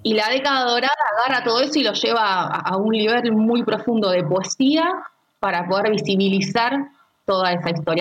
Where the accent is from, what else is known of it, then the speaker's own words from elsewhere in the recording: Argentina; sobre todo como argentinos